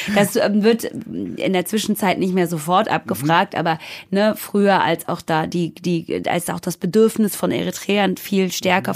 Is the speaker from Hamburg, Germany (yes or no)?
no; near Stuttgart, Baden-Württemberg, Germany; moved away as an adult; now in Berlin, Germany; in der Nähe von Stuttgart, wo ich groß geworden bin